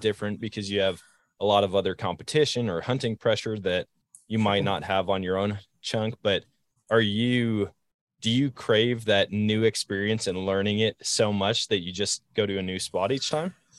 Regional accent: Eau Claire, Wisconsin, United States; growing up in Wisconsin

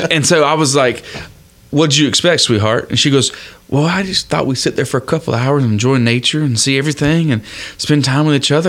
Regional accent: Florida, United States; I was born and raised in Florida

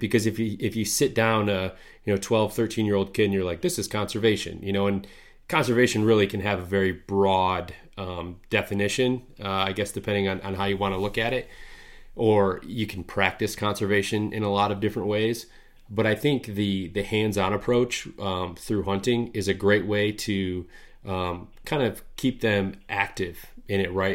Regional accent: Midwest, United States; growing up in the Midwest here

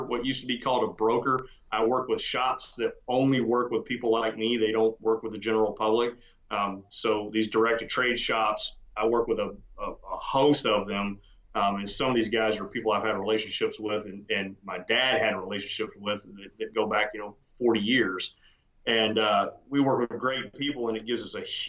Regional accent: Texas, United States; also born or lived in Georgia; I was born in Georgia, which I never forgave my parents for, and got to Texas at 7 years old and haven't left and don't intend

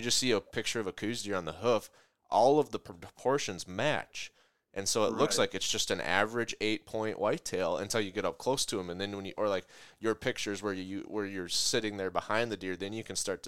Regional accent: Minnesota, United States; I'm from Minnesota

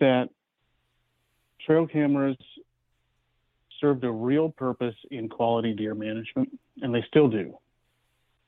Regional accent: Oklahoma, United States; also born or lived in Southern California; I'm born and raised Oklahoman, was born in Tulsa. My parents are originally from Southern California, and we lived there for about 5 years and then moved back. So from about 8 or 9 on, I grew up in Oklahoma

